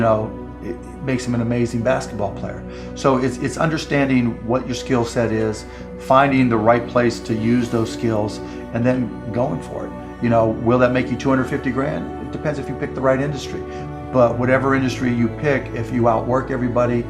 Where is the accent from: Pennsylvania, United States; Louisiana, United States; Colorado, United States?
Pennsylvania, United States; Pittsburgh; I grew up in Pittsburgh